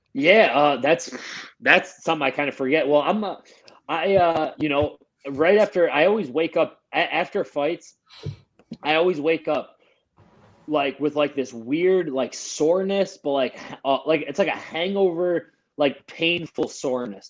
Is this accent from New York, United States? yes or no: yes; Buffalo, New York, United States; I'm from Buffalo, so we we eat blue cheese with everything.